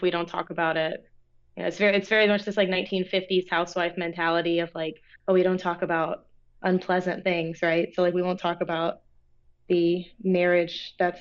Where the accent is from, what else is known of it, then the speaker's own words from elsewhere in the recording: Orlando, Florida, United States; moved away; also born or lived in Lynchburg, Virginia; I grew up in Orlando, Florida